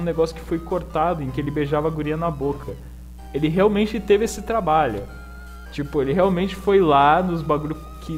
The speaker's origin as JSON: {"language": "Portuguese", "region": "Santa Catarina", "country": "Brazil", "said": "Eu sou de Santa Catarina."}